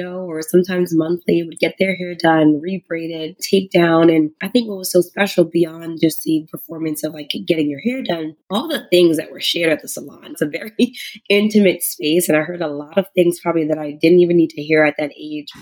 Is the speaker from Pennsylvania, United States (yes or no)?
no; New York City, New York, United States; moved away as an adult; I grew up in Harlem